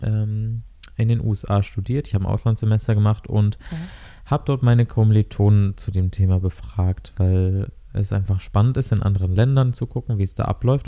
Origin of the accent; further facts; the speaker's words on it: Germany; wir als äh, Deutsche